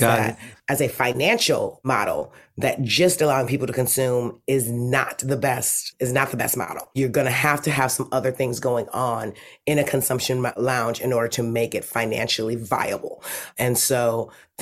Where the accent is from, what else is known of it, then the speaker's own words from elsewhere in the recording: Detroit, Michigan, United States; now in Los Angeles, United States; I grew up in Detroit in the 80s.